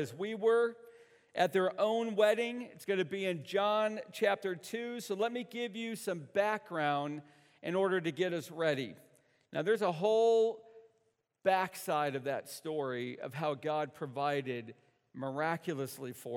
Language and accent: English; the North, United States; I'm from the North.